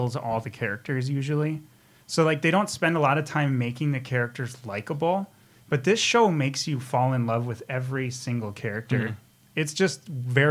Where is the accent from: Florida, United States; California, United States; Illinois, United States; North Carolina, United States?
Illinois, United States; Chicago; I'm from Chicago